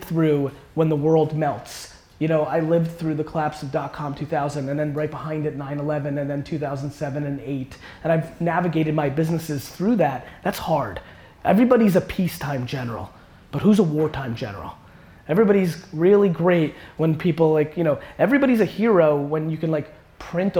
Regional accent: Edison, New Jersey, United States; English is a second language; also born or lived in Belarus / Queens, New York; I grew up in Edison, New Jersey

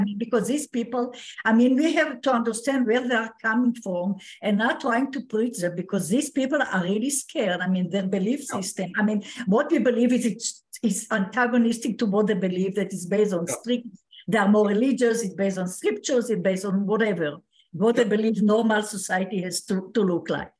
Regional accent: Israel; I was born in Israel

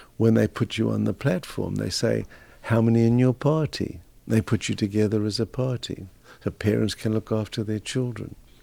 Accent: South Africa; moved away as an adult; also born or lived in Canada / Australia; now in Canberra, Australia; Being a South African, I grew up in the apartheid era

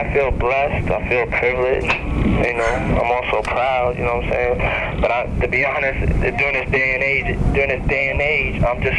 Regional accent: New York City, New York, United States; also born or lived in Mount Vernon, New York; I grew up in Harlem, then I moved to Mount Vernon.

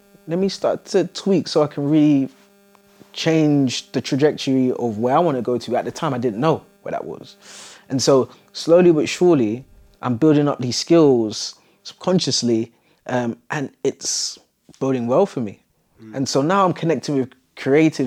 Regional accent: London, United Kingdom; I grew up in Southeast London, quite close to Elephant Castle.

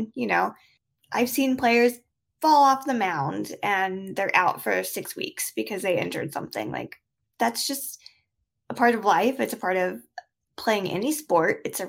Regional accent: United States; I am from the United States.

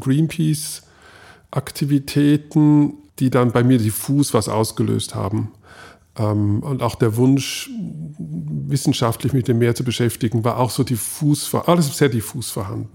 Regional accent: Switzerland; ich habe das Skifahren als Schweizer geopfert

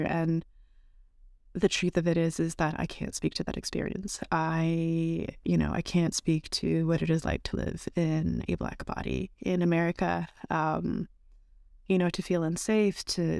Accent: Canada; now in United States; I'm from Canada. I'm first generation here.

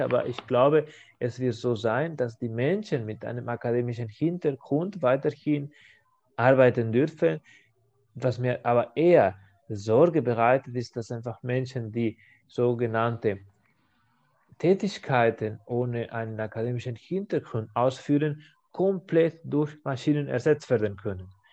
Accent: Spain; German is a second language; in meiner Heimat, in Spanien

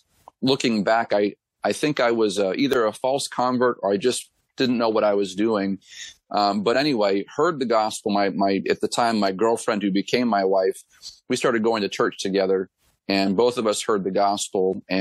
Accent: Gilmanton Iron Works, New Hampshire, United States; I'm actually from Gilmanton Ironworks, New Hampshire, which is the town that I'm pastoring a church in. I'm married to my lovely wife, Jessica. We have three children. And then church planted in my hometown back in 2013.

